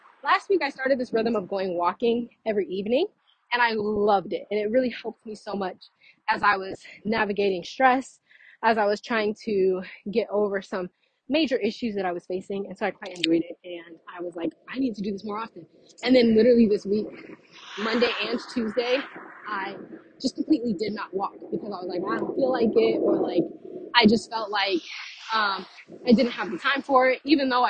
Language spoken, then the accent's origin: English; Texas, United States; also born or lived in Louisiana / Florida; now in Fort Myers, United States; So we moved from Louisiana to Texas, and then Texas, we lived in one spot for quite a long time.